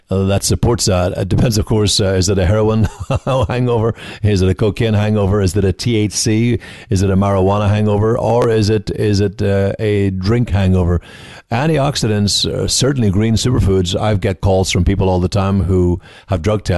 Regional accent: Donegal, Ulster, Ireland; moved away as an adult; also born or lived in Galway, Ireland; now in United States; I'm from the Northwest, though, Donegal in the Northwest of Ireland, 20 miles from Derry City, 90 miles from Belfast

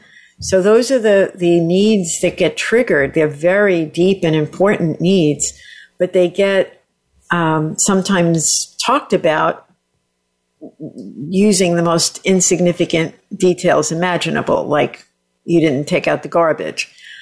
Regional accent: Southern Italy, Italy; I'm like Italian from the South, and my husband loves air conditioning.

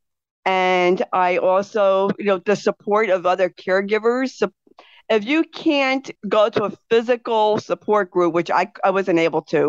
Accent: New Jersey, United States; I'm from New Jersey

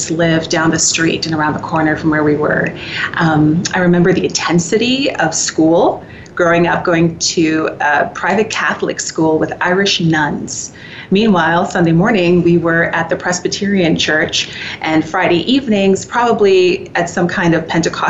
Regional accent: Trinidad & Tobago; also born or lived in United States; now in Canada; I was born and raised in Trinidad and Tobago

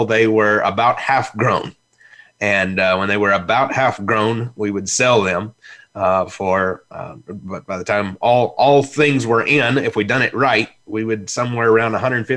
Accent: Belle Rive, Illinois, United States; I was raised in Belrive, Illinois. They didn't have a hospital, so I was born the town over

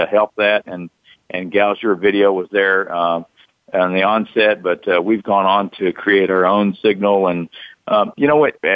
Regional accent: Somerset, Kentucky, United States; moved away as an adult; now in Lexington, United States; I moved to Lexington from Somerset, Kentucky, about 80 miles south of here, and got a job at Channel 18. I was in television when I was in high school, a small TV station, TV8 in Somerset.

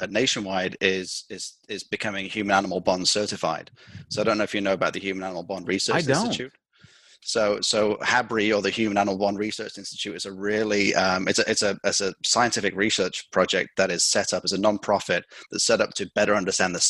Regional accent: Lancaster, North West England, United Kingdom; moved away as an adult; also born or lived in Liverpool; now in United States; I'm from Lancashire, so the northwest of England

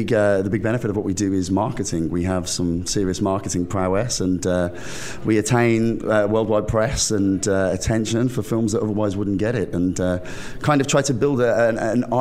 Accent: United Kingdom; also born or lived in London; I'm a Brit abroad

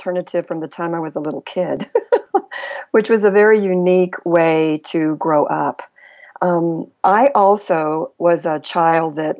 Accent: El Paso, Texas, United States; I grew up on the El Paso-Juarez border in a multi-ethnic, multicultural dynamic

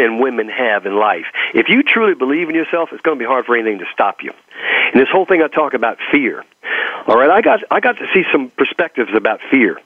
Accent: Texas, United States; accent: Texas; my Texas accent

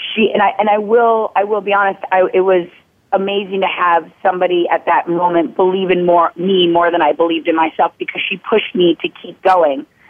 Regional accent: Minnetonka, Minnesota, United States; moved away as an adult; now in California, United States; I grew up in Minnetonka, Minnesota

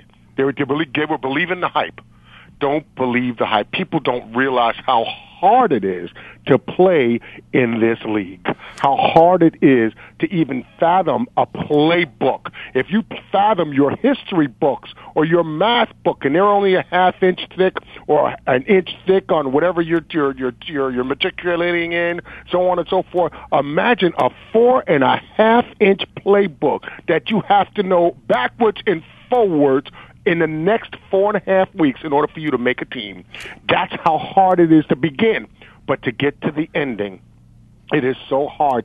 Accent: New York City, New York, United States; also born or lived in Hackensack, New Jersey; I'm a native New Yorker, born and raised in New York

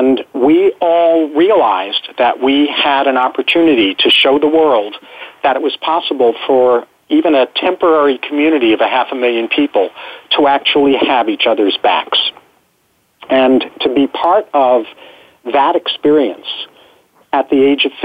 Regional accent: New York, United States; moved away as an adult; now in San Diego, United States; I was born and raised in New York, although I've lived in San Diego since 1975

